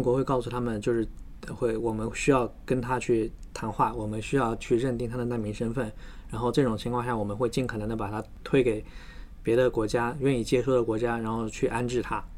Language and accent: Chinese; China; moved away as an adult; also born or lived in Auckland, New Zealand; now in New Zealand; 我们中国，来自中国的这个博士生